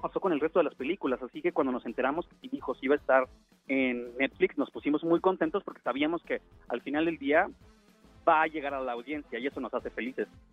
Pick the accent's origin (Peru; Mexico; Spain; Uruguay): Mexico; yo nací en México y soy mexicano